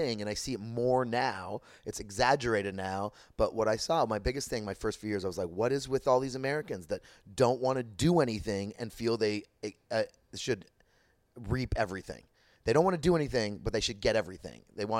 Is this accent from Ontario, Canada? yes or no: yes; Toronto, Ontario, Canada; now in West Hollywood, United States; My biggest problem with Toronto growing up was financially.